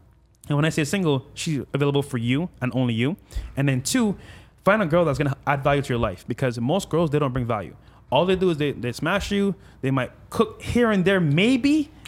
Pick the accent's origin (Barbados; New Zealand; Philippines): Barbados; now in Miami, United States; No, this is back. This here in Miami. Okay. So I came from Barbados, and then a year in, I met that chick at Wynwood downtown.